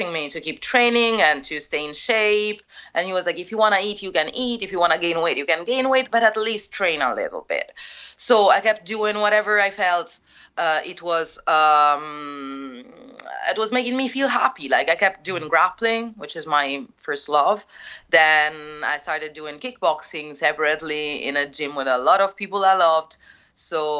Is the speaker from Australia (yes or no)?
no; Rome, Lazio, Italy; English is a second language; my hometown, because I didn't want to come back to Rome. So I came back to Rome.